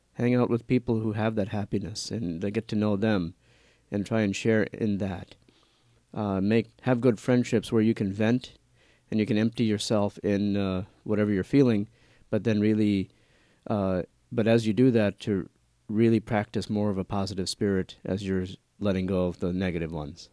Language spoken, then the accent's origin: English; New Orleans, Louisiana, United States; moved away as an adult; now in Atchison, United States; I was born and raised in New Orleans, Louisiana, and my family comes from India